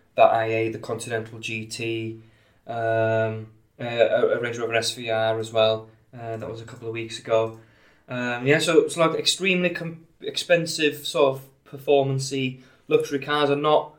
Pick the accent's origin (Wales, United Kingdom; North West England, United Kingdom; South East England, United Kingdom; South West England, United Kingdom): Wales, United Kingdom; Anglesey, North; accent: Welsh; now in St Helens, United Kingdom; I'm, I'm from Anglesey in North Wales originally. I live in St Helens now. Uh, so I suppose my accent is Welsh.